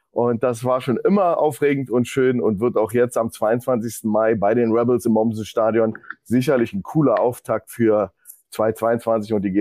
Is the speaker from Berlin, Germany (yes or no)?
yes; Berlin, Germany; now in Hildesheim, Germany; Moin, moin. Aus Berlin. Ich sitze aber in Hildesheim.